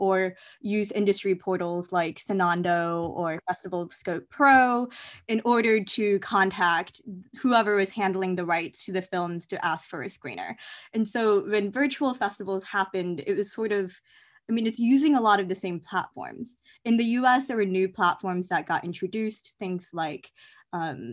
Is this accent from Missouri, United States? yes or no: yes; Columbia, Missouri, United States; now in Boston, United States; Columbia, Missouri, which is my hometown